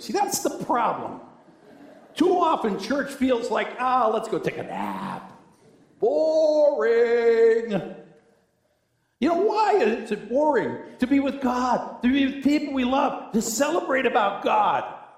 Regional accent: Cheektowaga, New York, United States; I grew up in a church in Snyder, New York. I was from Cheektowaga

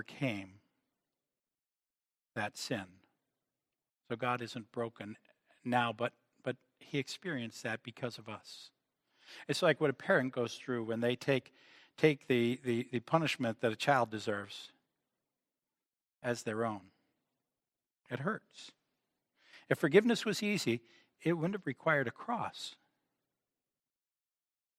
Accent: United States; as Americans

